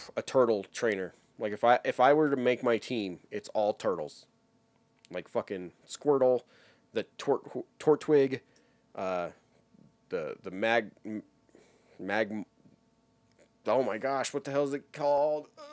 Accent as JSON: {"language": "English", "region": "Wyoming", "country": "United States", "tie": "born or raised there", "said": "I was growing up in Wyoming at the time"}